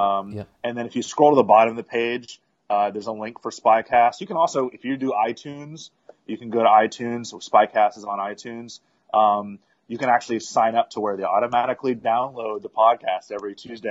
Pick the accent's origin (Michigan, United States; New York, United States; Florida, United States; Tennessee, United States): Florida, United States; Miami; I grew up in Miami